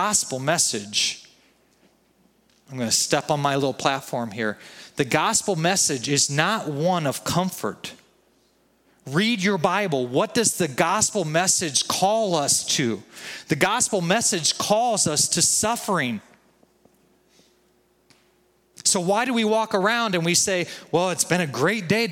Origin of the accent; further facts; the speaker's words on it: United States; You and I, as American citizens